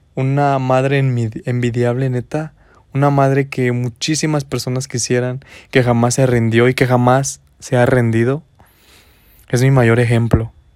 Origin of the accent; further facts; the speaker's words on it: San Luis de la Paz, Guanajuato, Mexico; moved away as an adult; now in Dolores Hidalgo, Mexico; Soy del estado de Guanajuato. Mm, nací en el municipio de San Luis de la Paz, Guanajuato, y tengo aproximadamente 5 años en el municipio de Dolores Hidalgo